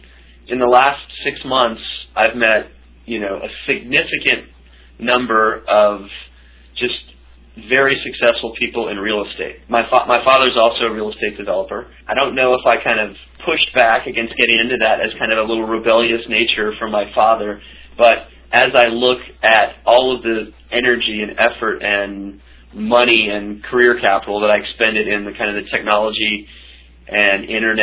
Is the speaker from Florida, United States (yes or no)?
yes; Florida, United States; also born or lived in Kentucky / Wyoming; now in New York City, United States; I was born in Kentucky. I did some growing up in Florida, high school in Wyoming, so I'm pretty used to moving around.